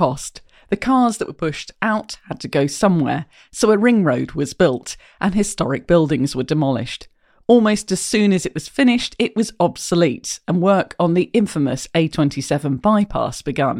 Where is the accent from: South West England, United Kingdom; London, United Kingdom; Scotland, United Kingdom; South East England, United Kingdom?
South East England, United Kingdom; Chichester; moved away; Chichester on England's south coast. It's not an obvious place to look for a biking community, but it is my hometown